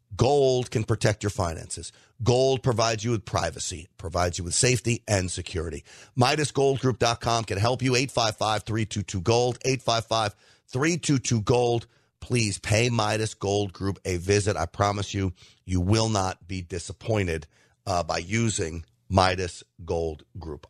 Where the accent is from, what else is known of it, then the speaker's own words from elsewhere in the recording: United States; I'm an American first